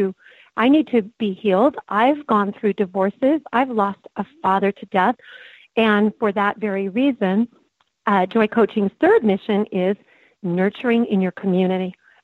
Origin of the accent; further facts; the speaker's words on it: Coronado, California, United States; born there; By the way, I was born in Coronado, so San Diego is my original stomping ground at age two.